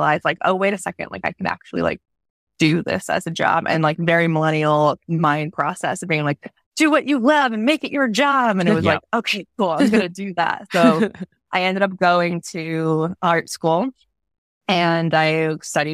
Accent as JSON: {"language": "English", "region": "New York", "country": "United States", "tie": "born or raised there", "said": "I grew up in New York and I was never allowed to go to Times Square."}